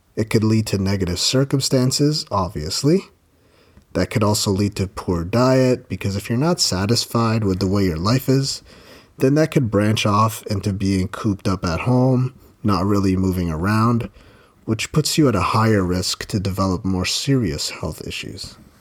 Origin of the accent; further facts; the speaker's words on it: Ontario, Canada; I've been blessed to have been born and raised in Ontario, Canada.